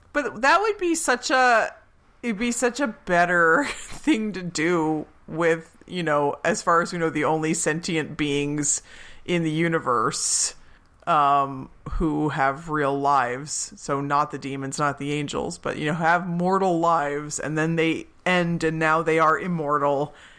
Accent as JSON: {"language": "English", "region": "Pennsylvania", "country": "United States", "tie": "born or raised there"}